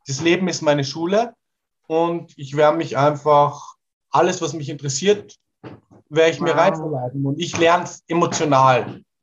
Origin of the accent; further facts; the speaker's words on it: Portugal; German is a second language; ich bin sehr weltoffen aufgewachsen in Portugal in der Natur und mein Papa hat sehr, sehr viel verschiedene Musik aus aller Welt angehört.